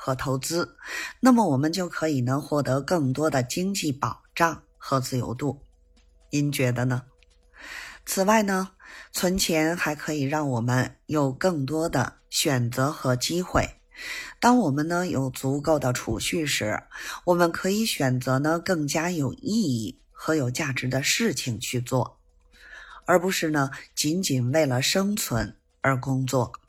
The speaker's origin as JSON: {"language": "Chinese", "region": "Beijing", "country": "China", "said": "咱们下期节目再见"}